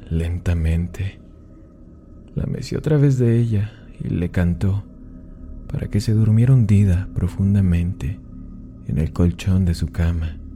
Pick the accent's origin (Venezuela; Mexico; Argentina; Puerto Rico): Mexico; Yo, yo también soy de México y ella ama el contenido